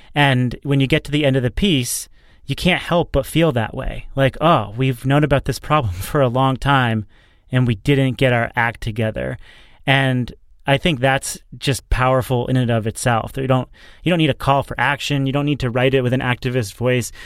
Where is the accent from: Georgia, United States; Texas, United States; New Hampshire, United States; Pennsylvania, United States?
New Hampshire, United States; New Hampshire governor, my home state